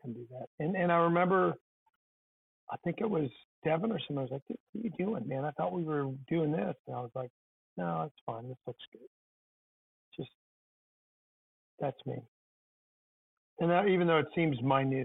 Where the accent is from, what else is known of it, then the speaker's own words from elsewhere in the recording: St. Louis, Missouri, United States; growing up in St. Louis and being born in 1970